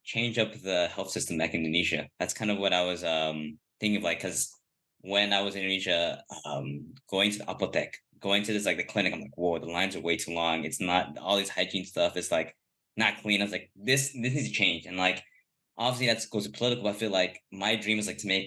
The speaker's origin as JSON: {"language": "English", "town": "Los Angeles", "region": "California", "country": "United States", "tie": "born or raised there", "said": "I'm born"}